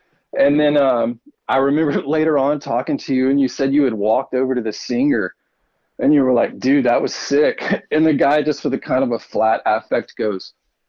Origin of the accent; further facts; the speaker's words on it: Houston, Texas, United States; moved away; I grew up in Houston. In Houston, Texas, and yeah, Houston, Texas, which is like, it's like the fourth, I guess it's battles maybe another city for the fourth largest city